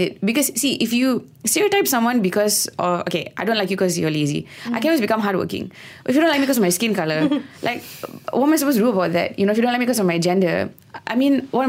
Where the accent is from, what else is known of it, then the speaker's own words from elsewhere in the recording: Malaysia; we call ourselves One Malaysia and we're so proud about being a Malaysian